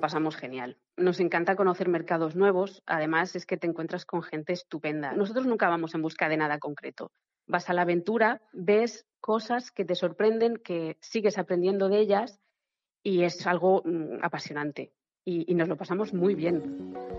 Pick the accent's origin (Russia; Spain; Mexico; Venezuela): Spain; como somos españoles